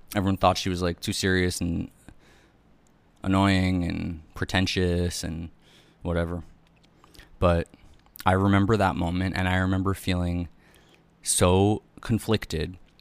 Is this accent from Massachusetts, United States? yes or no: no; New York City, New York, United States; also born or lived in Upper East Side, Manhattan; I was born on Irving Place and then moved uptown